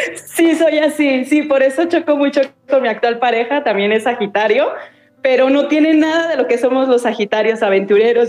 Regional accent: Toluca, State of Mexico, Mexico; now in Tlajomulco de Zúñiga, Mexico; yo soy de Toluca y ahorita estamos radicando aquí en Tlajomulco de Zúñiga, que es Guadalajara, Jalisco

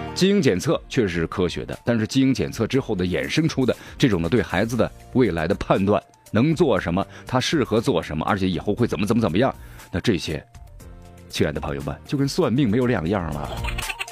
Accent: Sichuan, China; accent: Sichuanese; 用咱们四川话说

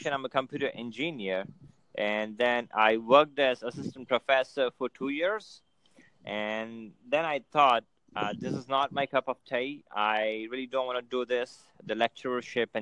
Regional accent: Ahmedabad, Gujarat, India; I'm from India. Ahmedabad

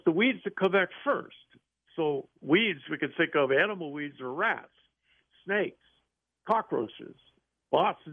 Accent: San Juan Islands, Washington, United States; I grew up in the American San Juan Islands, northwest Washington State

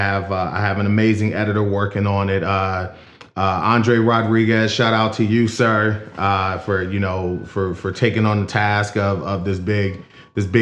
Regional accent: Philadelphia, Pennsylvania, United States; now in Kenosha, United States; I'm from Philadelphia originally. I currently live in Kenosha, Wisconsin

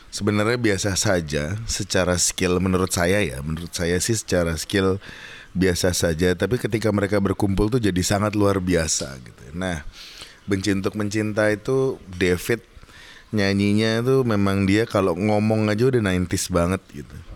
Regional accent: Java, Indonesia; jadi kalau gue orang Jawa itu ada bahasanya jangan terlalu seneng, jangan terlalu sedih, jangan terkagetan gitu.

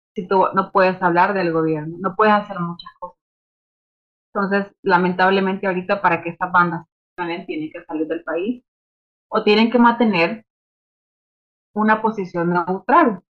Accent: Nicaragua; soy, soy de Nicaragua

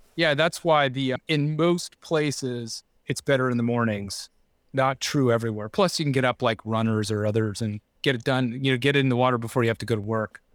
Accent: Laguna Beach, California, United States; also born or lived in San Clemente; I grew up in Laguna Beach

